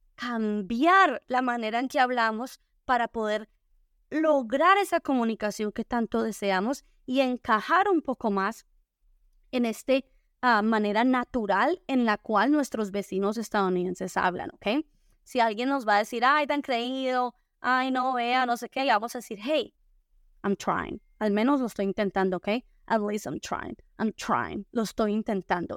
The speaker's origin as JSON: {"language": "Spanish", "country": "Spain", "tie": "born or raised there", "also_born_or_lived": "Colombia", "said": "yo crecí en España, crecí viendo al Real Madrid"}